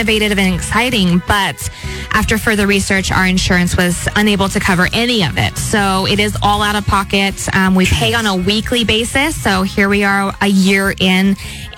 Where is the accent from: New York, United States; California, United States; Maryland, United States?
California, United States; Atascadero; I'm from Atascadero